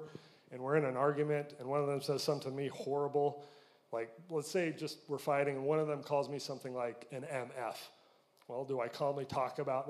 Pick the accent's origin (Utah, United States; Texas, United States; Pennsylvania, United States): Utah, United States; I'm from Utah, and pretty stereotypical Utah family. Grow up, go on a mission, come home, get married